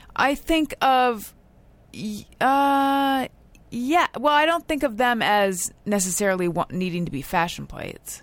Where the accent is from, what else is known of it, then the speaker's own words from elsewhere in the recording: Orange County, California, United States; I grew up in Orange County.